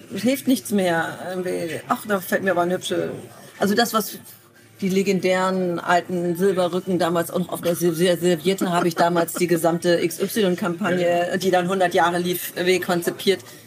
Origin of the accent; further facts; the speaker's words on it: Bremen, Germany; Nun bin ich in Fegesack aufgewachsen. Das ist ein, ein Ortsteil von Bremen